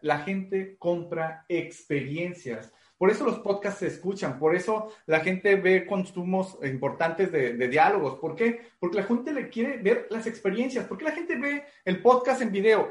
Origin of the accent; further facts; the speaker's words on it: Mexico; creo que como mexicano no me ha faltado nada